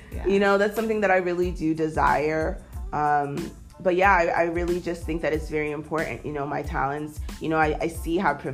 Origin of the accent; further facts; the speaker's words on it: United States; And even though like I am different because I am American